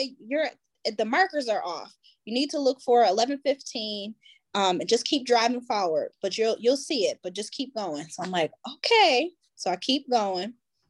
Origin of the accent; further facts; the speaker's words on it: Buffalo, New York, United States; moved away; I'm originally from Buffalo, New York, so I usually drive to Buffalo, drop my kids off